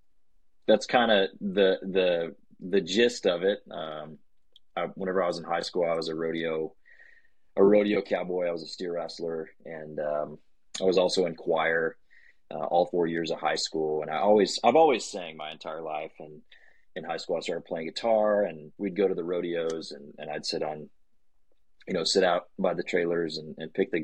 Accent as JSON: {"language": "English", "town": "Weatherford", "region": "Texas", "country": "United States", "tie": "born or raised there", "also_born_or_lived": "College Station, Texas", "said": "I grew up in Weatherford, Texas, just right outside of Fort Worth"}